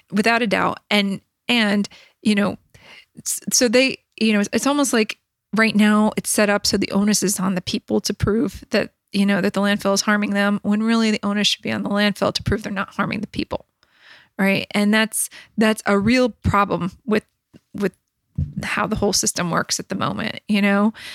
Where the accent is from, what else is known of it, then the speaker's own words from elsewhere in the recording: Dunmore, Pennsylvania, United States; also born or lived in Washington, D.C.; I grew up in Sweenix